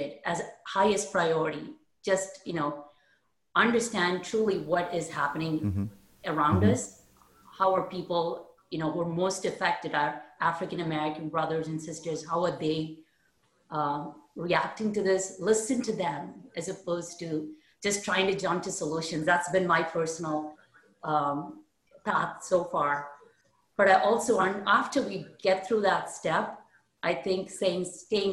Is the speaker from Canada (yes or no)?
no; India; moved away as an adult; now in United States; I was born and raised in India. I came to US 20 years ago